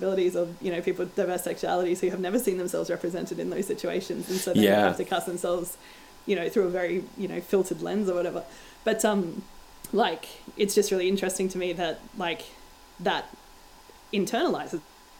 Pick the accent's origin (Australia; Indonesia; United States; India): Australia; So, and I call myself an Australian. Like, I wouldn't think of myself ever as being from anywhere but here, because my identity is very Australian.